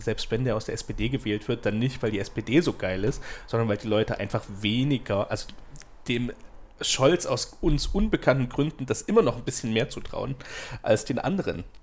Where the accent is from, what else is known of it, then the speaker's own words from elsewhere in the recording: Chemnitz, Saxony, Germany; Als Chemnitzer, ey, pff, interessiert echt nicht.